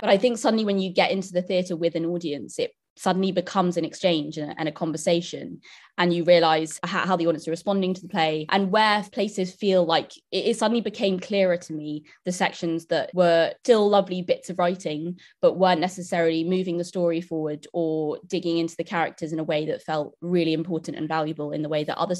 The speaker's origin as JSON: {"language": "English", "region": "London", "country": "United Kingdom", "tie": "born or raised there", "said": "I grew up in London"}